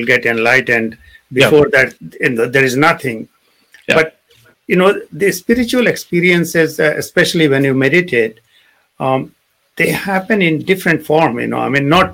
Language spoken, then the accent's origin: English; India; moved away; we grew up in India